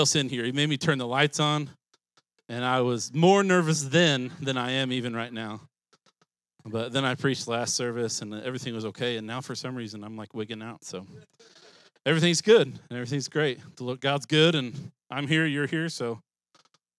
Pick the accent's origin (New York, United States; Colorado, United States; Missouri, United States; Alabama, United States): Missouri, United States; Springfield; So I grew up in Springfield